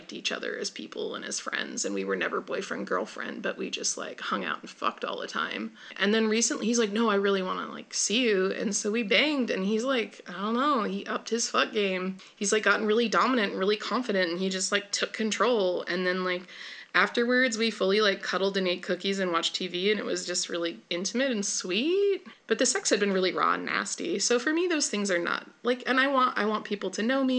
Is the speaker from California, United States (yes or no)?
yes; Bay Area, California, United States; moved away; also born or lived in Oakland; I'm from the Bay Area.